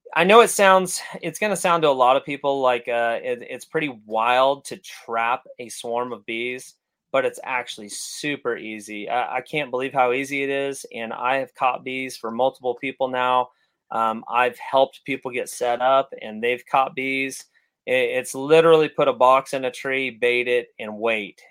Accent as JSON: {"language": "English", "region": "California", "country": "United States", "tie": "born or raised there", "said": "growing up in California"}